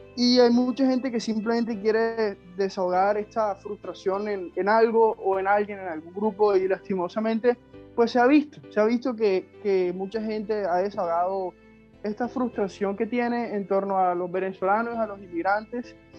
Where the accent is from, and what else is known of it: Colombia